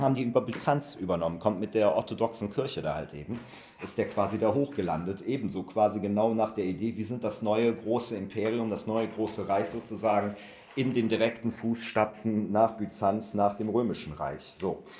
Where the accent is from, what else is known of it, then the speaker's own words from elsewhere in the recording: Cologne, North Rhine-Westphalia, Germany; ich komme aus Köln